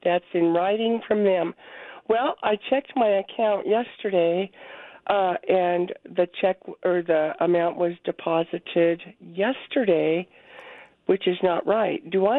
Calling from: Colorado, United States; I'm calling from Colorado.

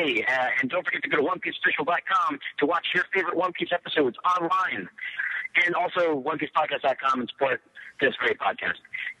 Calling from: Maryland, United States

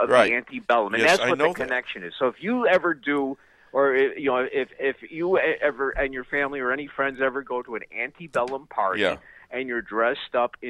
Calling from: Minnesota, United States; from north of Duluth.

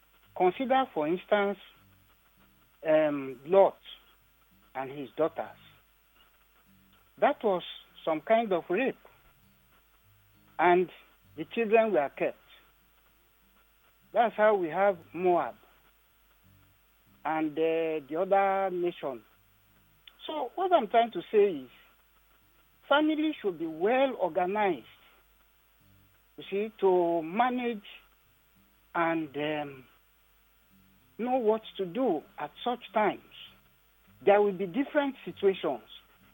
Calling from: Badagry, Lagos, Nigeria; I'm calling you from Badagry.

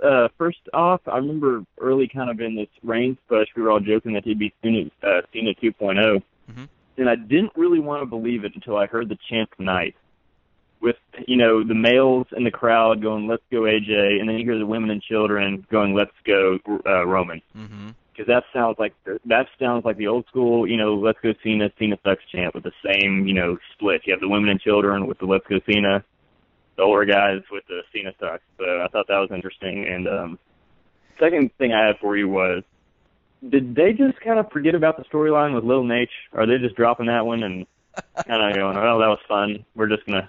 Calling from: Huntsville, Texas, United States; from Huntsville.

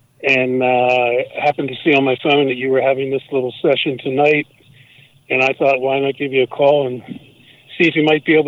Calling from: Pennsylvania, United States; I'm calling from Pennsylvania.

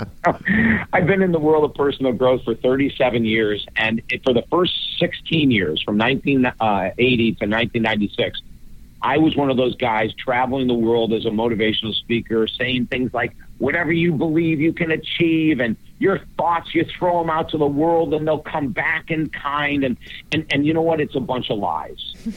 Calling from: Fort Myers, Florida, United States; I'm calling from the beautiful state of Florida

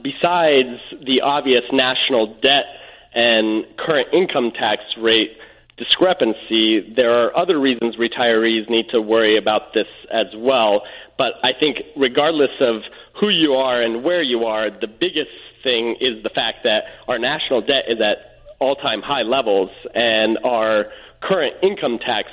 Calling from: Los Angeles, California, United States; Yes, I'm calling from Hollywood, California.

